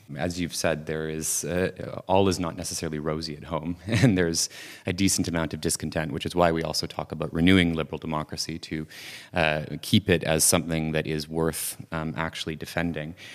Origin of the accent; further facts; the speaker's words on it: Canada; growing up in Canada at the time